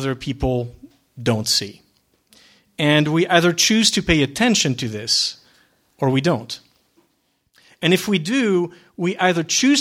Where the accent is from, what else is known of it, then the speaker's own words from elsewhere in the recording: Geneva, Switzerland; moved away; I was born and raised in Switzerland, in Geneva